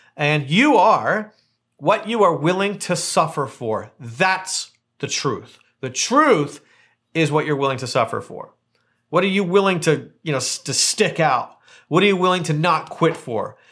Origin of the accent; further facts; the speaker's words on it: Hamilton, Ontario, Canada; moved away as an adult; now in Palm Springs, United States; I'm from Hamilton, Ontario, Canada, and I live, uh, here in Palm Springs